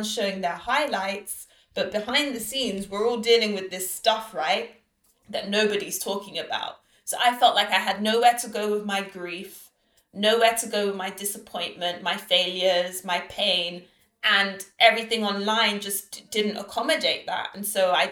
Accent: London, United Kingdom; moved away as an adult; also born or lived in Lagos, Nigeria; my parents are Nigerian and Trinidadian, but I was born and raised in London

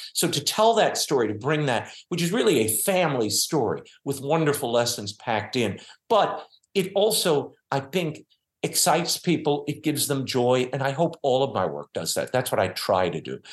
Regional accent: New Orleans, Louisiana, United States; I grew up in New Orleans

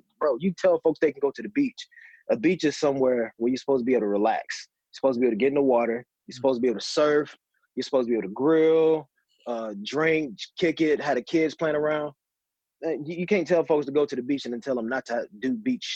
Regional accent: Mississippi, United States; also born or lived in California; now in Florida, United States; So I'm from Mississippi.

